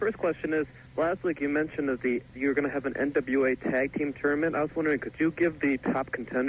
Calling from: Kalamazoo, Michigan, United States; I'm calling from Michigan.

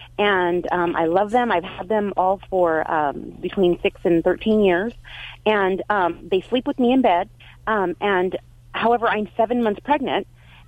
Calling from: Biola, California, United States; From Biola, California.

